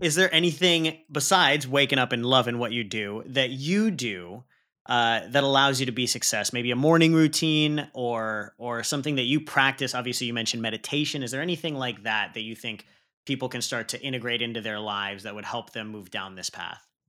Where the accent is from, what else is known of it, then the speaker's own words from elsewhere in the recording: Pakistan; I'm Pakistani, and we put a lot heavier emphasis on leading with the heart